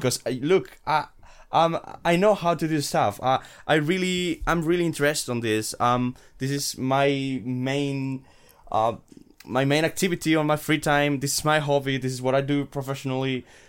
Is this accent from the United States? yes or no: no; Madrid, Community of Madrid, Spain; I'm from Madrid, Spain, and I'm studying third year of, uh, computer engineering here at Madrid.